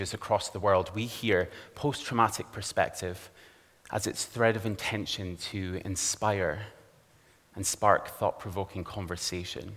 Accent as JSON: {"language": "English", "town": "Aberdeen", "region": "Scotland", "country": "United Kingdom", "tie": "born or raised there", "said": "I grew up here in Aberdeen, in a very respectable suburban area, right here in the northeast of Scotland"}